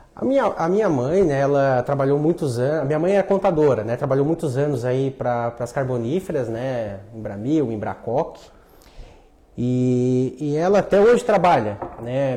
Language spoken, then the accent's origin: Portuguese; Lauro Müller, Santa Catarina, Brazil; Nasci em Lauro Miller. Sou natural dali.